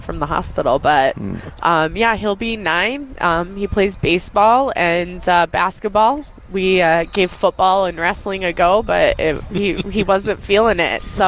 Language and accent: English; Colorado, United States; moved away as an adult; now in Minnesota, United States; I grew up in Colorado